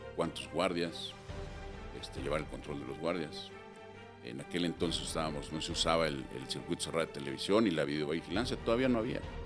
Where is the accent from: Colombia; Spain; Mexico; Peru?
Mexico; Mexico City; nací en la Ciudad de México